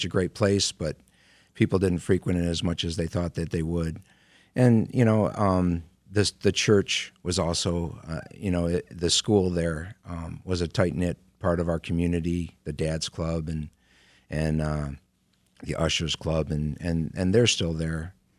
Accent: Center Line, Michigan, United States; Well, when I was born in Centerline, I wasn't born in Centerline because we don't have a hospital, but I was living there.

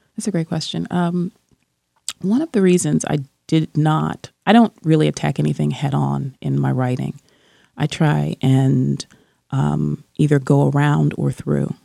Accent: New Jersey, United States; when I was growing up in New Jersey

